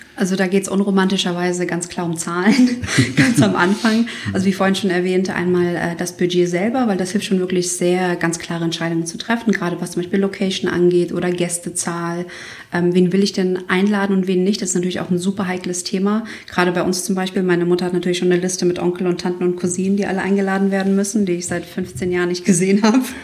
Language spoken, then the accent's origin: German; Kosovo; moved away; Ich bin ja aus dem Kosovo und wir sind fünf Kinder.